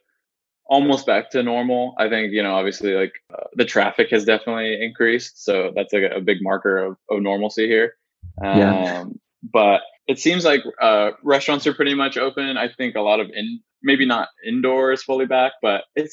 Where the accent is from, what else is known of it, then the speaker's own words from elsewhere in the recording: Northern California, United States; I grew up in Northern California.